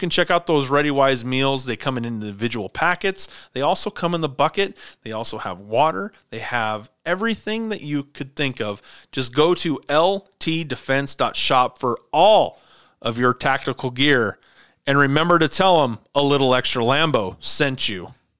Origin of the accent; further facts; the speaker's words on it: Havre, Montana, United States; we're from Haver, so MSU Northern.